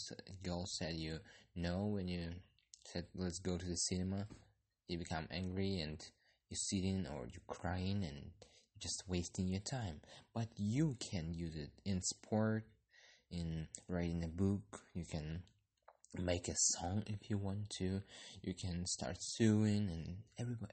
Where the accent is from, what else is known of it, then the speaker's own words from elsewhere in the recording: Kyrgyzstan; I'm from Kyrgyzstan